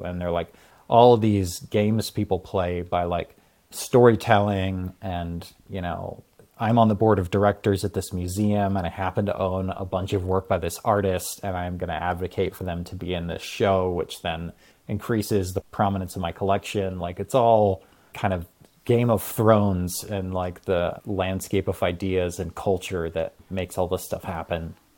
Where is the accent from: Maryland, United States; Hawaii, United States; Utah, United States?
Hawaii, United States; I grew up in Hawaii